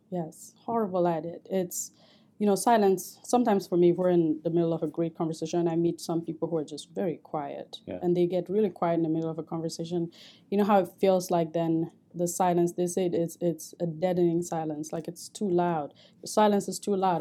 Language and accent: English; Cameroon; moved away as an adult; also born or lived in St. Cloud, Minnesota; now in United States; I grew up in Cameroon